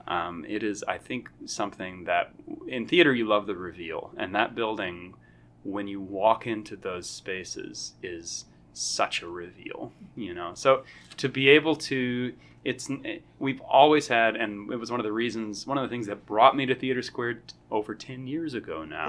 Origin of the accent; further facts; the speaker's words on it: Fayetteville, Arkansas, United States; I am from Fayetteville, Arkansas